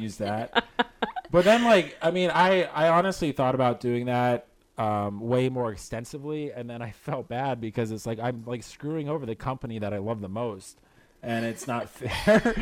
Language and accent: English; Florida, United States; now in Chicago, United States; I am from the East Coast. I actually grew up in Florida.